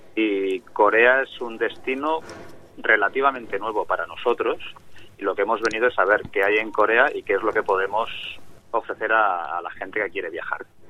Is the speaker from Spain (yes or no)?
yes; Spain; en mi tierra, en España